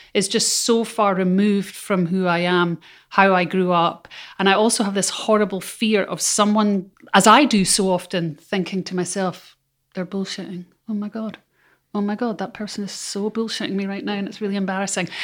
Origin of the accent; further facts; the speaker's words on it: Scotland, United Kingdom; as a Scot. I come from a tiny island